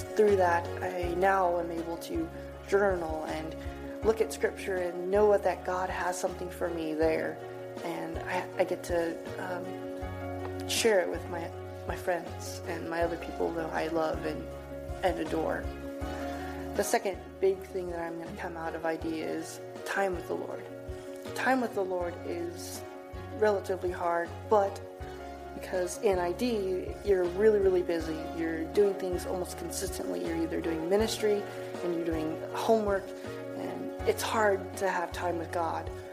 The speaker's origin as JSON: {"language": "English", "town": "Reedsport", "region": "Oregon", "country": "United States", "tie": "born or raised there", "said": "I was born in a small town of Reedsport, Oregon"}